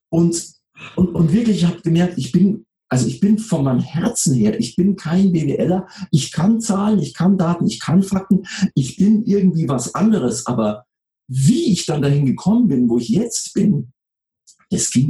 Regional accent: Munich, Bavaria, Germany; Ich komme aus dem Süden, ich bin in München geboren und aufgewachsen.

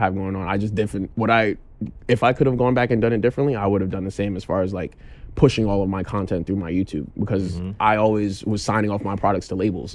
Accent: New York City, New York, United States; I am from New York City, born and raised around Brooklyn

